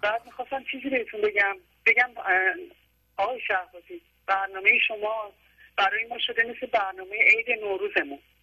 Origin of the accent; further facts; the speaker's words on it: Neyshabur, Razavi Khorasan, Iran; now in Iraqi Kurdistan, Iraq; بچه ایرانم بچه نیشابور خراسان بچه نیشابور هستم